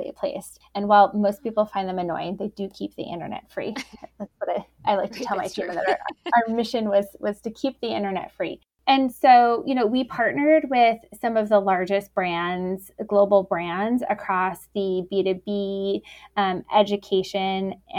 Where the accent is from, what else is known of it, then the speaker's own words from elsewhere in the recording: New York, United States; also born or lived in Boston; now in Chicago, United States; I am based here in Chicago, though I grew up in New York and lived in Boston